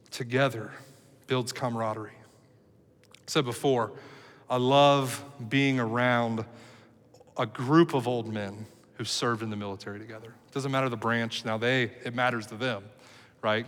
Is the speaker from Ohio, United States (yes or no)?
yes; Cincinnati, Ohio, United States; moved away as an adult; also born or lived in Dallas, Texas; Cincinnati, which is my hometown where I lived here uh, almost all of my life